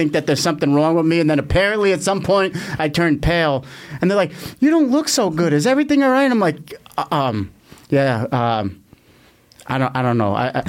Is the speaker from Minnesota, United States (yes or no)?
no; Bayonne, New Jersey, United States; I'm from fucking Bayonne, New Jersey. That shithole. That's even worse than Long Island.